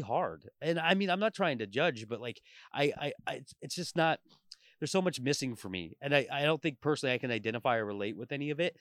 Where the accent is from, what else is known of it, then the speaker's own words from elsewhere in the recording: Portland, Oregon, United States; moved away as an adult; also born or lived in Tulare, California; now in Vancouver, United States; I grew up in Portland, like, my entire life